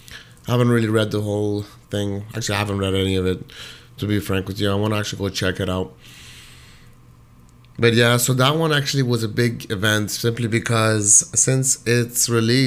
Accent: Toronto, Ontario, Canada; and I'm originally from Toronto, you know, back and forth a lot of U.S. and whatnot. But, you know, definitely spent majority of my life, most of my life, in Toronto

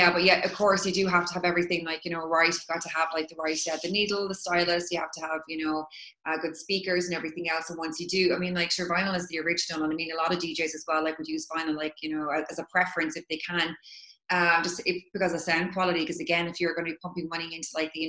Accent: Cork, Munster, Ireland; moved away as an adult; now in Dublin, Ireland; I'm in Ireland now, but I'm from Cork. I live in Dublin, and probably might move back to Cork at some point

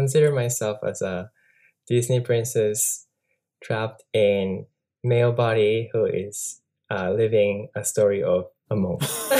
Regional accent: Japan; moved away as an adult; also born or lived in Boston, Massachusetts / Franklin, Massachusetts / New York; I was born in Japan. Actually, my house is a temple. Both of my parents are certified monks.

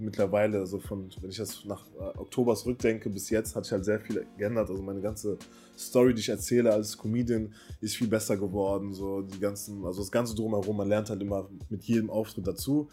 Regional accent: Cologne, North Rhine-Westphalia, Germany; also born or lived in Waiblingen, Baden-Württemberg; Ich komme aus Köln, gebürtig äh, aus dem Süden, in äh, Weiblingen geboren. Das liegt in der Nähe von Stuttgart.

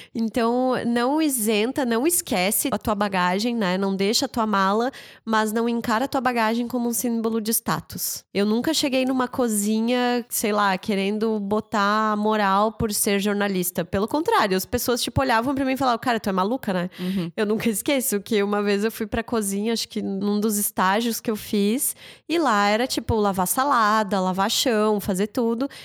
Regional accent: the Serra, Santa Catarina, Brazil; now in Blumenau, Brazil; eu tenho um carinho muito grande pela serra, a região de onde eu vim

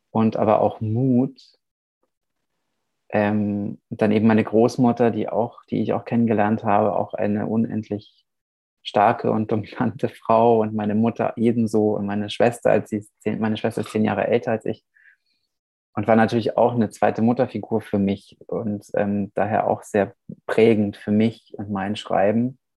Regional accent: Vișeu de Sus, Maramureș County, Romania; born there; saß dann in, meinem, in meiner Geburtsstadt Oberwischau, Vischau de Sus, Felsche Vischau. Das ist in der Maramures im Norden Rumäniens.

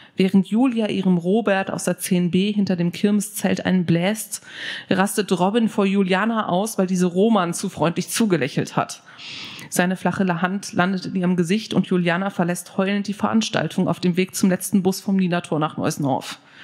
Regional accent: Neuss, North Rhine-Westphalia, Germany; moved away as an adult; in meiner Heimatstadt Neuss am Rhein

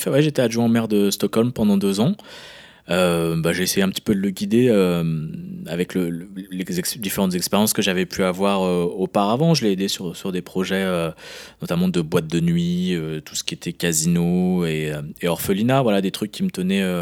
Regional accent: France; moved away; moi, moi, je suis français, hein. vraiment. Même si je vis à l'étranger, je suis français, je reste français quoi qu'il arrive. Je suis très, très, très attaché à la France.

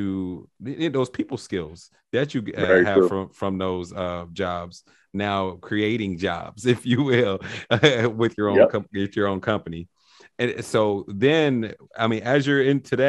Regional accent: Cincinnati, Ohio, United States; I grew up in Cincinnati

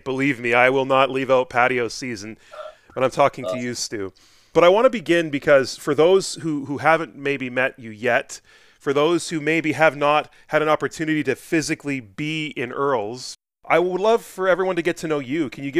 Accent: Edmonton, Alberta, Canada; moved away as an adult; now in Fort McMurray, Canada; I remember growing up in Edmonton, in that era, I was in high school. I was still kind of in my late teens at that time.

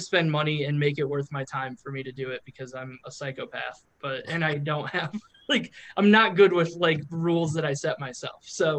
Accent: Kent, Ohio, United States; Like I moved from Kent, Ohio, or like Ohio. I moved around Ohio for a little bit to Wisconsin, which is like, it's all the Midwest.

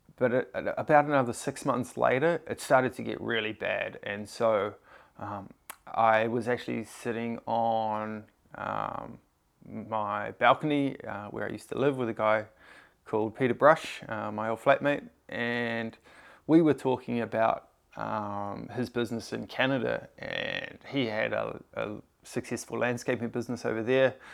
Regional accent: Tauranga, Bay of Plenty, New Zealand; moved away as an adult; also born or lived in Sydney, Australia; I grew up in New Zealand in a, uh, town called Tauranga. I, uh, I moved to Sydney when I was nineteen

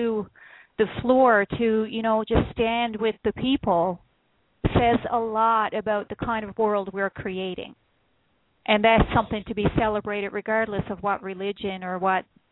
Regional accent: Newfoundland and Labrador, Canada; also born or lived in central Ontario; now in Ontario, Canada; I'm from Newfoundland originally, so you can't get more wild than the rugged shores of Newfoundland

